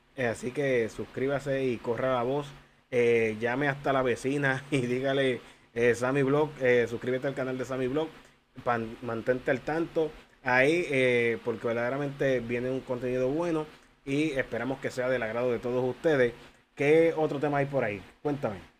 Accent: Humacao, Puerto Rico; mi pueblo Humacao

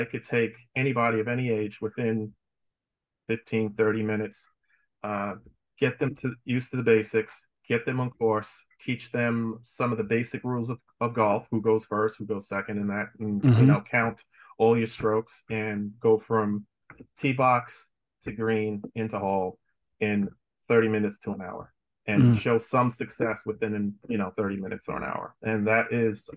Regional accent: New York, United States; moved away as an adult; also born or lived in Atlanta, Georgia; now in Florida, United States; growing up in New York

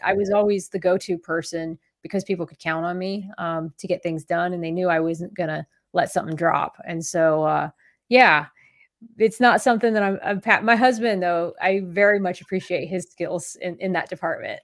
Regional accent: Columbus, Ohio, United States; moved away as an adult; I joined the Navy out of Columbus, Ohio

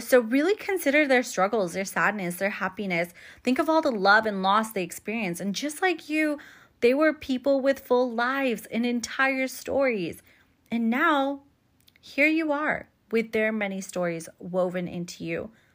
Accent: United States; born and raised as an American, right? First generation American

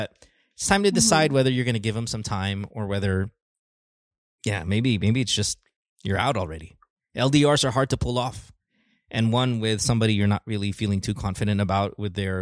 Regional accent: Bocaue, Bulacan, Philippines; moved away; also born or lived in Marilao; I grew up in Bulacan. Yeah, Bukawi, man. Went to school in Bulacan.

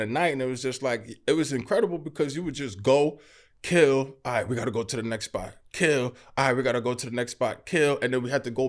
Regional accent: New York City, New York, United States; born in Brooklyn. And then raised in Queens. Yeah. I'm born and raised in Flatbush, Brooklyn. Yeah. And like, I grew up in a very heavy Caribbean neighborhood

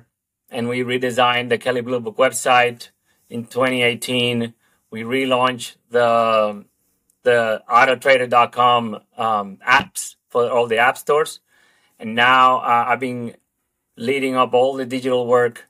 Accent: Dominican Republic; English is a second language; moved away as an adult; also born or lived in Australia; now in United States; I come from the Dominican Republic originally. And after finishing art school over there, I quickly started working in the ad industry locally

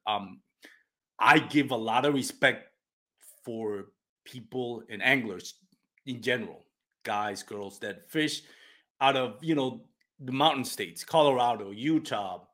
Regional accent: Puerto Rico; first language Spanish; English is a second language; moved away; I'm from Puerto Rico. My first um, my first language is Spanish

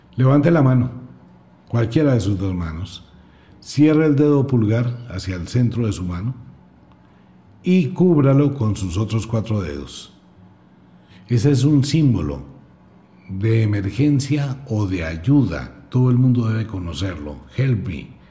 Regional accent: Colombia; soy colombiano

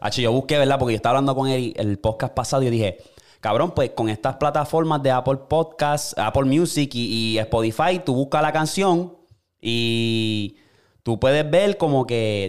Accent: Puerto Rico; now in United States; nosotros, como boricua

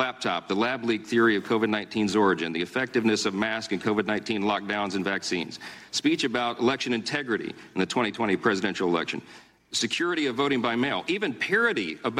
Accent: Louisiana, United States; my home state of Louisiana

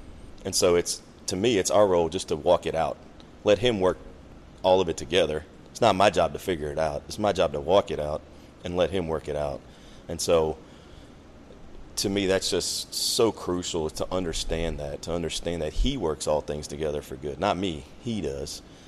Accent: Maryland, United States; moved away as an adult; I'm originally from Maryland.

